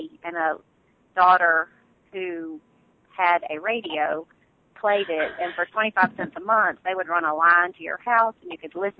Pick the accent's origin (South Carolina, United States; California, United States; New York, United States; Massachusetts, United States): South Carolina, United States; Sumter; I grew up here in South Carolina in Sumter, and grew up on a large farm and had a great time riding horses.